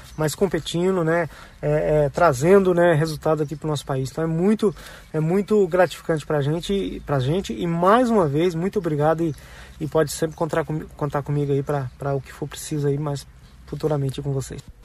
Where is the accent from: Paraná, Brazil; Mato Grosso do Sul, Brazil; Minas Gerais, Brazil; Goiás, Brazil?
Goiás, Brazil; Silvânia; Eu tenho o maior orgulho de, de dizer que eu sou goiano, nascido em Silvânia, na cidade do interior